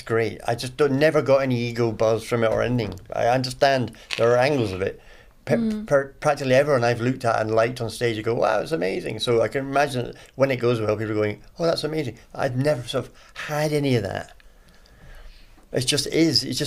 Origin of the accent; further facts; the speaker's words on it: Edinburgh, Scotland, United Kingdom; it's my hometown, Edinburgh